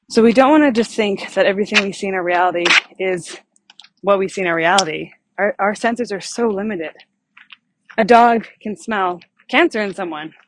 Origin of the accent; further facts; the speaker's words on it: Canada; I'm from Canada